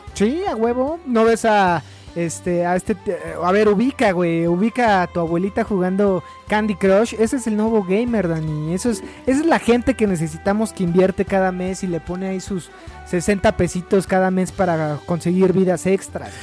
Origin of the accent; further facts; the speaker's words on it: Mexico; crecí viendo Karate Kid en el Canal 5, güey, como casi todos los niños mexicanos